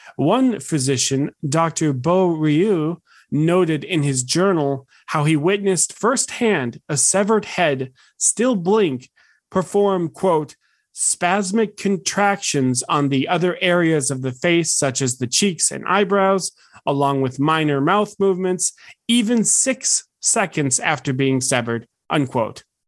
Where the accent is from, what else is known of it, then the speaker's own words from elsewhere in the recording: United States; As an American